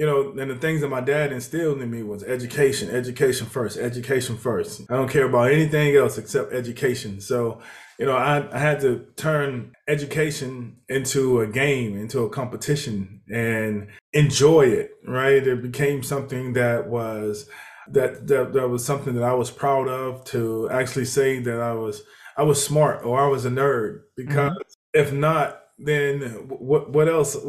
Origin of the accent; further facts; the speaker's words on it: Houston, Texas, United States; also born or lived in Mississippi; I grew up in Houston, Texas. Well, actually, we moved a lot. So I lived in Mississippi at the beginning of my life. I spent a lot of my years growing up in Houston, Texas.